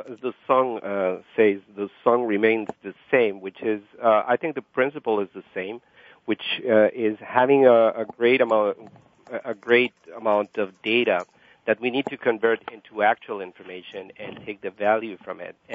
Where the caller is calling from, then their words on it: Montreal, Quebec, Canada; I'm calling from Montreal, Canada.